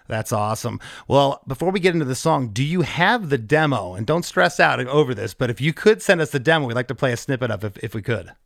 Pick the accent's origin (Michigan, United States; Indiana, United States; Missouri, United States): Michigan, United States; Novi; also born or lived in Livonia, Michigan; I grew up in Novi.